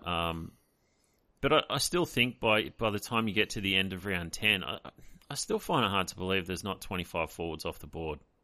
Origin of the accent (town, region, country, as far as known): Australia